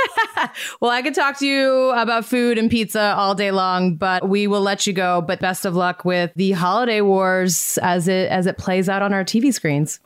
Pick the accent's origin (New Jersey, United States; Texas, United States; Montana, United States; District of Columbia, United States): Montana, United States; moved away; I grew up in Montana